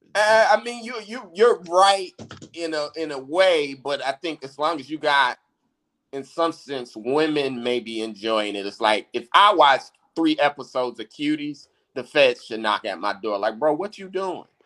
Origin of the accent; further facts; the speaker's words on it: United States; We being American blacks